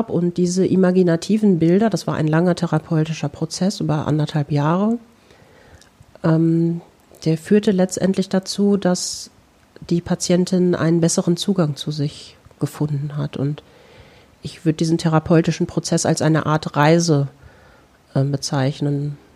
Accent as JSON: {"language": "German", "region": "North Rhine-Westphalia", "country": "Germany", "said": "meine alte Heimat ist das Lipperland. Ich entstamme einer der drei ältesten lippischen Familien."}